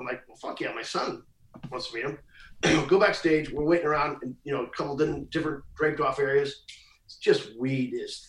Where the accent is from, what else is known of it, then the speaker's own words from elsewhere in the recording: a very small town in Missouri, United States; I from a very small town in Missouri.